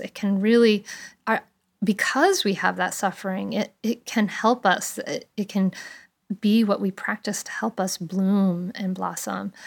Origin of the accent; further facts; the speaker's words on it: Bristol, Rhode Island, United States; I grew up with in Bristol, Rhode Island